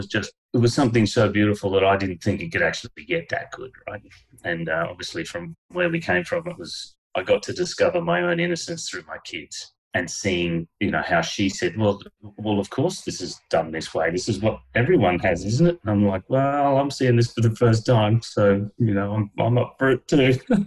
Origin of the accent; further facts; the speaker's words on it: Canada; born there; When I went over to Canada, I was born in Canada.